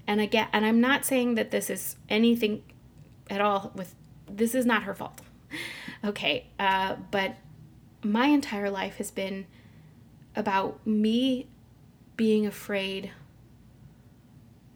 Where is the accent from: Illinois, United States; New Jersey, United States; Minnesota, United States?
Illinois, United States; Mitchell; now in Chicago area, United States; I grew up near St. Louis in a small town called Mitchell, Illinois